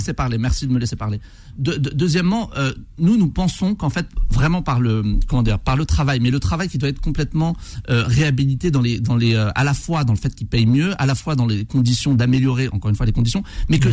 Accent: Bobigny, Île-de-France, France; j'ai grandi à Bobigny

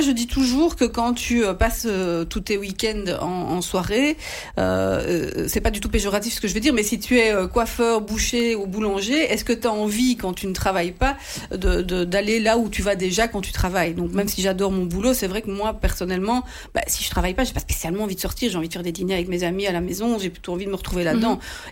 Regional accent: Sambreville, Wallonia, Belgium; Je viens de la région de Sambreville

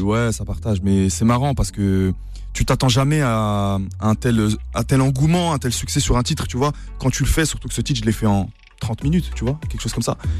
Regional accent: Nancy, Grand Est, France; nous on est de Nancy, hein, on n'est pas parisien

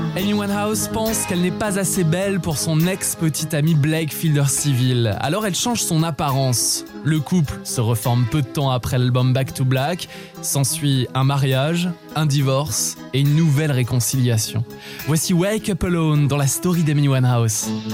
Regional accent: France; chez nous en France

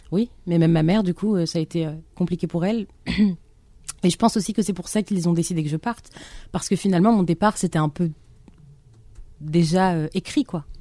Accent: Algiers, Algiers Province, Algeria; now in France; mon enfance à Alger

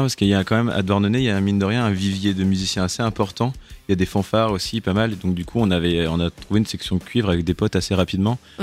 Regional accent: Douarnenez, Brittany, France; On vient de Douarnenez dans le Finistère

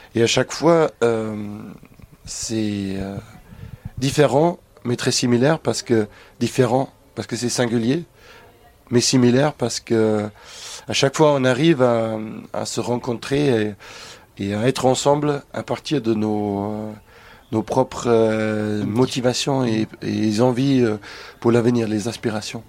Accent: Germany; now in France; dans mon pays natal, en Allemagne.

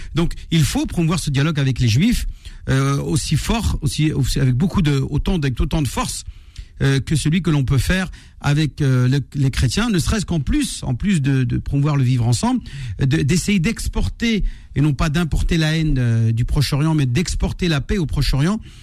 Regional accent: France; nous avons grandi en France, nous avons étudié sur les bancs de l'école de la République

